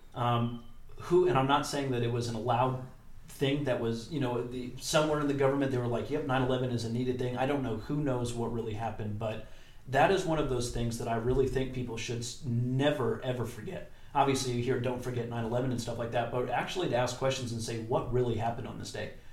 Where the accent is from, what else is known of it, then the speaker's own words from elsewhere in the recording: United States; We are the American people.